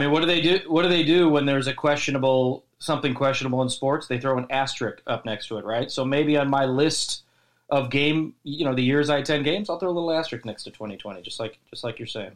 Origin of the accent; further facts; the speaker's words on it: Chicago, Illinois, United States; moved away as an adult; also born or lived in Las Vegas, Nevada; now in Dallas, United States; we're from Chicago, Chicago